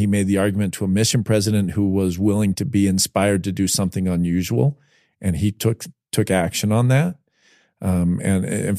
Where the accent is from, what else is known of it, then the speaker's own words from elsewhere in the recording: New Jersey, United States; also born or lived in Las Vegas, Nevada; I had a kid I was raised with first in Vegas, then in New Jersey.